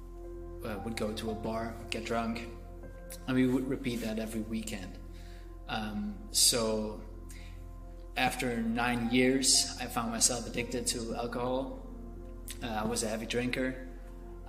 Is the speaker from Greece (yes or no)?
no; Belgium; I am from Belgium, and I grew up as an atheist